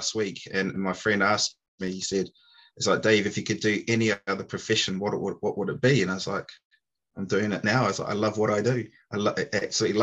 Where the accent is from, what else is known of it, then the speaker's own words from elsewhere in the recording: New Zealand; moved away as an adult; now in United Kingdom; I'm originally from New Zealand, so apologies if you can't understand me